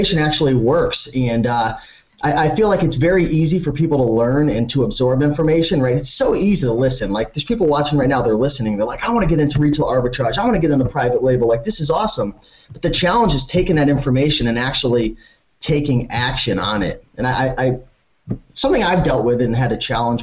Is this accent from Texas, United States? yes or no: no; Connecticut, United States; It might just be where I live. I'm from Connecticut